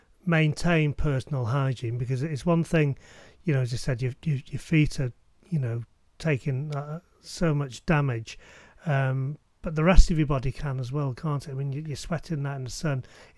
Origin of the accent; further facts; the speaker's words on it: United Kingdom; we're British.